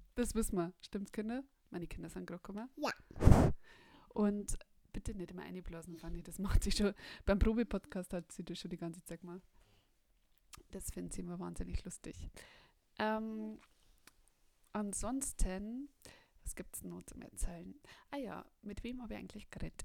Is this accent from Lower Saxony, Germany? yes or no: no; Bavaria, Germany; ich komme von uns aus Bayern